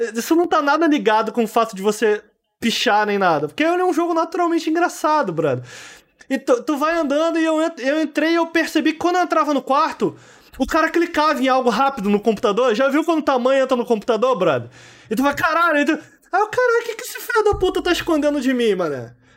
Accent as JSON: {"language": "Portuguese", "country": "Brazil", "moved": "yes", "said": "lá de Campo Grande, de onde eu vim"}